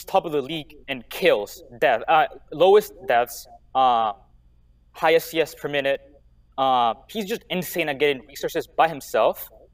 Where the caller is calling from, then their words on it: Colombia; I'm currently in Colombia.